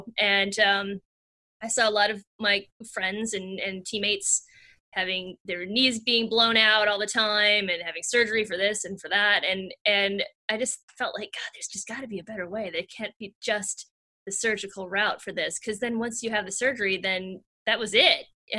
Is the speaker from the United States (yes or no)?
yes; Wisconsin, United States; moved away as an adult; also born or lived in Minneapolis, Minnesota / San Francisco, California / Los Angeles, California; now in Midwest, United States; So I am a Midwestern girl at heart. I grew up in Wisconsin, was there until I went to college when I was 18